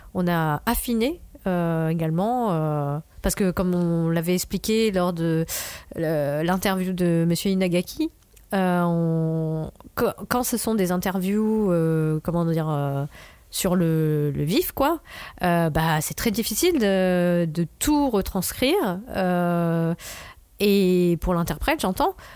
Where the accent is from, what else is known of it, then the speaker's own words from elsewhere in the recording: France; en tant que Français